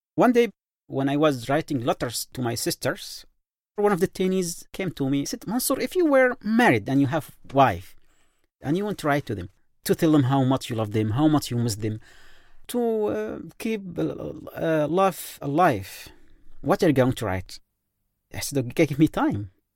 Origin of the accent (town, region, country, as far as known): Yemen; moved away